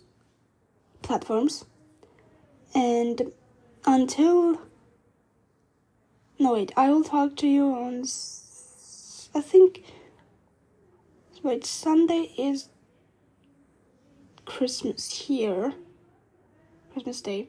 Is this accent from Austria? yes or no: yes; Vienna, Austria; my hometown of Vienna